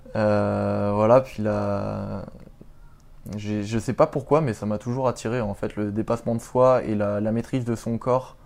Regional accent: Paris region, Île-de-France, France; moved away as an adult; now in Rennes, France; je suis originaire de région parisienne

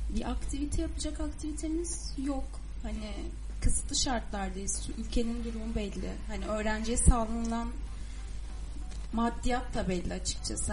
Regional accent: Adana, Turkey

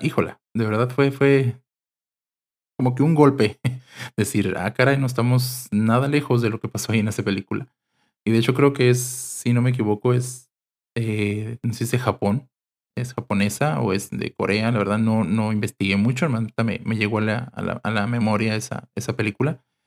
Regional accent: Mexicali, Baja California, Mexico; Soy de Mexicali, Baja California

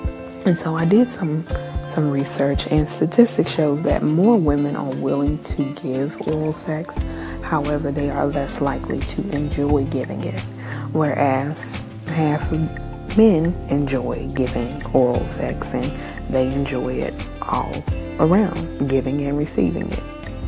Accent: New Zealand; And again, I am Kiwi.

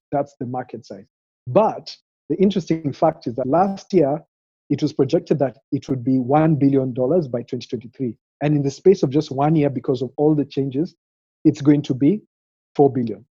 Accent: Kenya; I grew up here in Kenya, so was born in a small peri-urban town

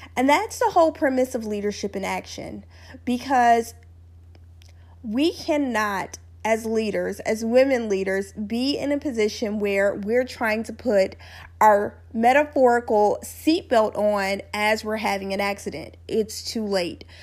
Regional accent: Louisiana, United States; where I grew up in Louisiana

